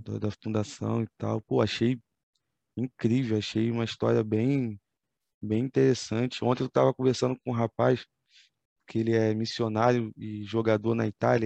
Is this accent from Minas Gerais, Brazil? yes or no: no; Rio de Janeiro, Brazil; É como bom carioca a gente fala